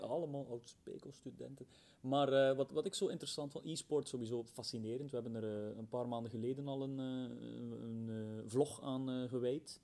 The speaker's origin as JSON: {"language": "Dutch", "country": "Belgium", "said": "ik kom uit België."}